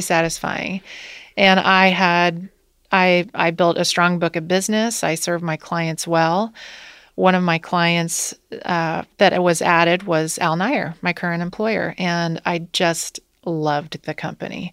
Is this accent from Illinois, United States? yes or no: no; Wilmington, Ohio, United States; moved away as an adult; now in Cincinnati, United States; I grew up in Wilmington, Ohio